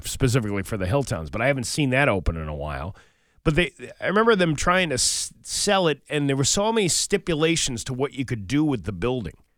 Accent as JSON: {"language": "English", "country": "United States", "said": "I'm an American"}